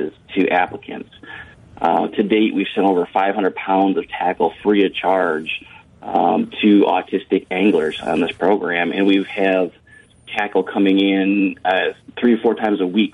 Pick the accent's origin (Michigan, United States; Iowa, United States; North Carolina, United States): Michigan, United States; moved away; I'm from Michigan originally and fished Lake Michigan a lot